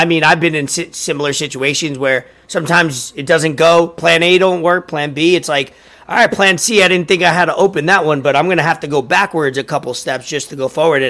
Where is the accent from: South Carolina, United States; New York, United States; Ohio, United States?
New York, United States; moved away as an adult; now in Pompano Beach, United States; I'm from New York originally, came down here to South Florida. I live in Pompano now